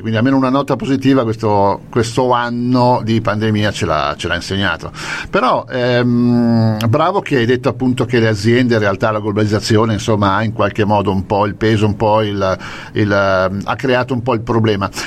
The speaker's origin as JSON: {"language": "Italian", "region": "Lombardy", "country": "Italy", "said": "io sono lombardo"}